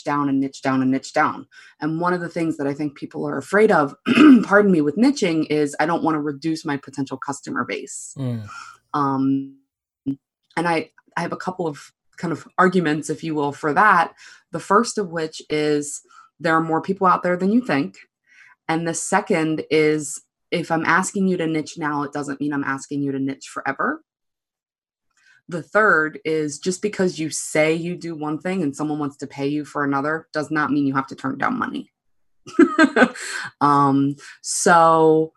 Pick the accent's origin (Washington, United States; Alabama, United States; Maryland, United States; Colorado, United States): Maryland, United States; Baltimore; I'm from Baltimore, Maryland